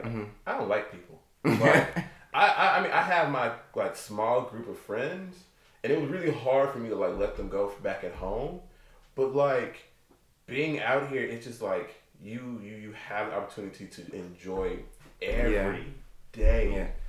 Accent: Tennessee, United States; moved away as an adult; now in Los Angeles, United States; growing up in Tennessee, I've always aspired to be in a bigger city.

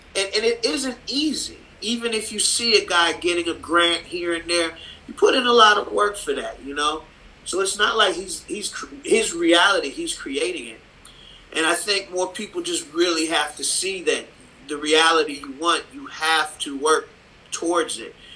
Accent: Cleveland, Ohio, United States; moved away as an adult; now in Amsterdam, Netherlands; I grew up in Cleveland

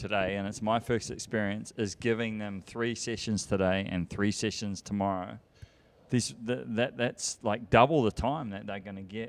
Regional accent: New Zealand; I'm not a Europe guy or an American guy. I'm from New Zealand, so I sit in the middle.

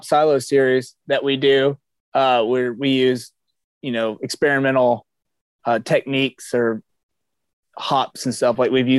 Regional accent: Atlanta, Georgia, United States; now in Florida, United States; We grew up in Atlanta, so we're Atlanta fans too.

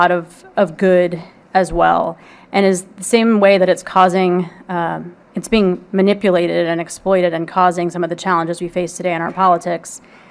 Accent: Houston, Texas, United States; I'm from Houston

